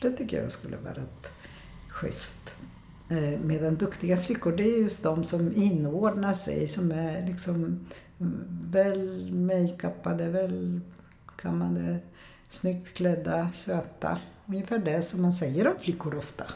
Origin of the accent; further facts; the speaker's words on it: Poland; first language Polish; Swedish is a second language; now in Sweden; jag kommer också från Polen